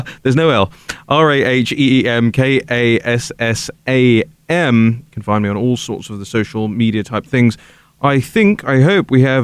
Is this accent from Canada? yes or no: no; United Kingdom; now in United States; my country, where Britain is at the moment.